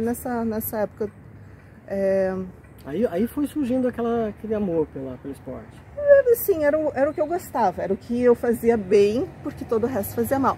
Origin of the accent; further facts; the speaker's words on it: Joinville, Santa Catarina, Brazil; Eu sou daqui de Joinville, e acho que com muita gente da, da minha geração, da minha faixa etária, teve essa oportunidade de crescer naquela Joinville mais pequenininha, tranquila